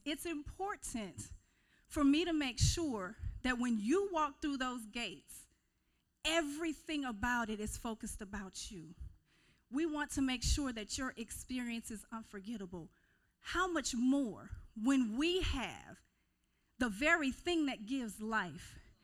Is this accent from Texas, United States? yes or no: no; Kissimmee, Florida, United States; moved away as an adult; now in Mississippi, United States; I was actually raised in Central Florida, Kissimmee St. Cloud, and it is a little south